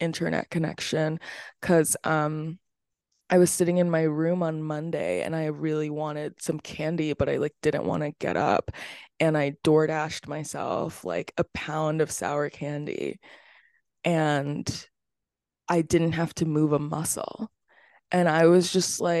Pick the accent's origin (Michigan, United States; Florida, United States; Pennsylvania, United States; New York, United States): Florida, United States; I was born in Florida.